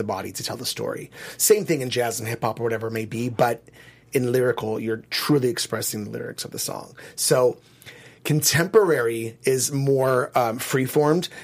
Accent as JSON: {"language": "English", "region": "California", "country": "United States", "tie": "born or raised there", "said": "I grew up in California."}